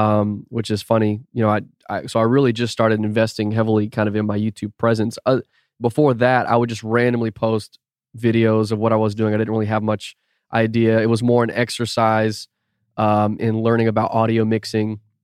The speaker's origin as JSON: {"language": "English", "town": "Austin", "region": "Texas", "country": "United States", "tie": "born or raised there", "also_born_or_lived": "St. Louis, Missouri", "lives_now": "Houston, United States", "said": "grew up in Austin until I was, like, twenty years old. So, North Austin."}